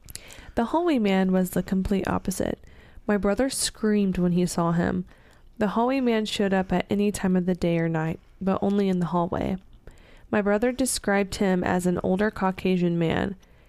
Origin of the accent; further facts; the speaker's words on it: Jersey, Georgia, United States; The house we grew up in is in Jersey, Georgia. Small town with lots of history.